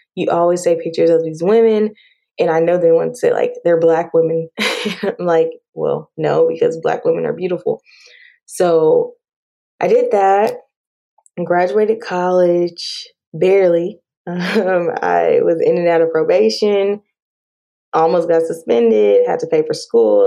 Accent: Dallas Fort Worth area, Texas, United States; also born or lived in Prince George's County, Maryland; I was raised in Texas, Dallas Fort Worth area

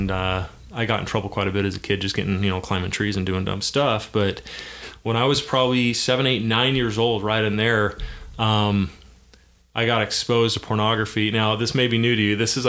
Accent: Davis County, Utah, United States; I grew up in Davis County.

